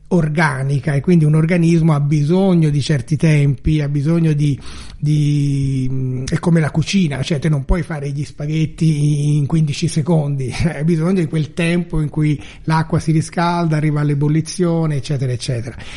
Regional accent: Florence, Tuscany, Italy; io che sono fiorentino

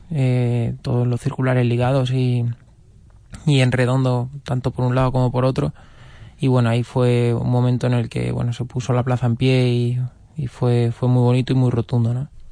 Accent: Toledo, Castilla-La Mancha, Spain; como toledano y como torero de Toledo que soy

